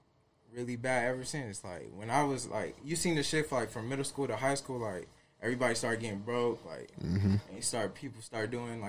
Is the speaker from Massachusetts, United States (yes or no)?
no; Las Vegas, Nevada, United States; growing up in Vegas, I feel like there's really nothing like it.